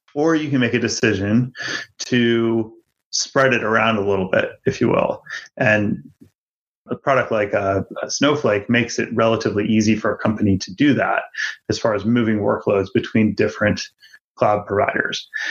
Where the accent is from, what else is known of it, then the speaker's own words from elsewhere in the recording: Virginia, United States; the town that I grew up in in Virginia